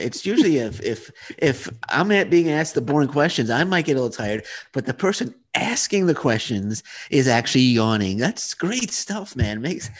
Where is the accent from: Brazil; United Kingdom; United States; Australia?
United States; New York City, New York; now in Ontario, Canada; I'm from Queens, New York